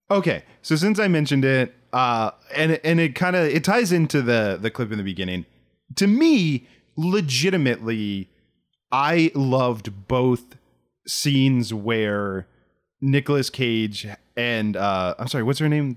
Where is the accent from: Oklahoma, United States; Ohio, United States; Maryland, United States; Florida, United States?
Maryland, United States; Southern; I grew up in Southern Maryland